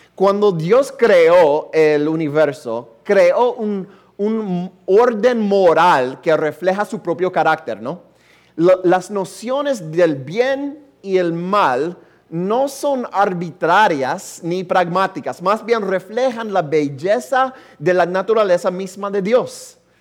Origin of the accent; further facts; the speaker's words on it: United States; Spanish is a second language; como norteamericano